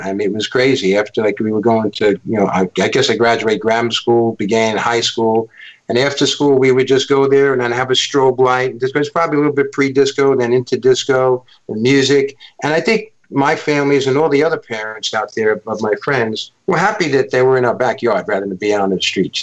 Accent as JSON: {"language": "English", "town": "New York City", "region": "New York", "country": "United States", "tie": "born or raised there", "also_born_or_lived": "Bronx", "said": "I was born in uh, in Manhattan, and I was brought up uh, my early youth in Stuyvesant Town"}